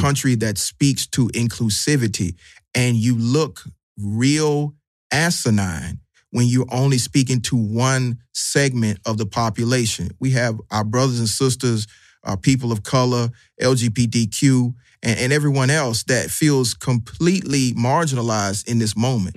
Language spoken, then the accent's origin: English; Atlanta, Georgia, United States; I'm from Southwest Atlanta.